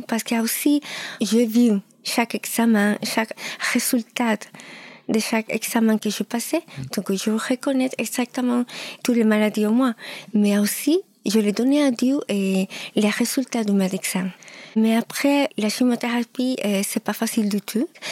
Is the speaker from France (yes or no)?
no; Lima, Peru; French is a second language; moved away; Oui, je suis péruvienne. Je suis née à Lima